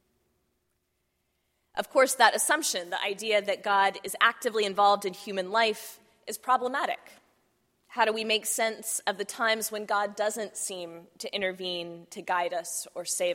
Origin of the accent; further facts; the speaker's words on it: Texas, United States; I grew up in Texas